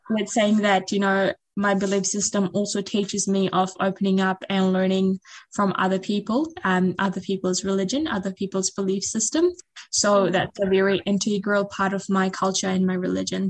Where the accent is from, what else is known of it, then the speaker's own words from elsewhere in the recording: Fiji; moved away; back in my home country